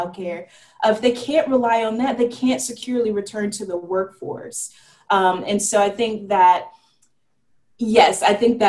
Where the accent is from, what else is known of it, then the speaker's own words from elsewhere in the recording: California, United States; in California, where it's my home state.